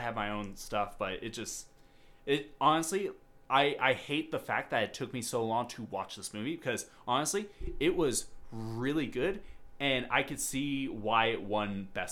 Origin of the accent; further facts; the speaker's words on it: United States; we're American swines